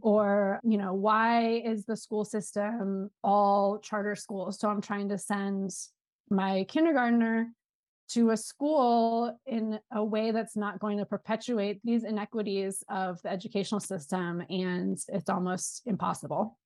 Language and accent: English; Southern California, United States; moved away as an adult; also born or lived in New Orleans, United States; I'm originally from Southern California, and then I lived in New Orleans for seven years